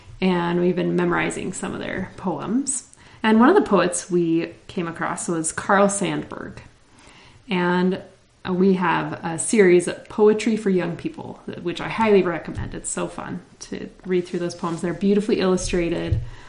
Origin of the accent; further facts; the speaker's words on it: Italy; born there; I was born in Italy.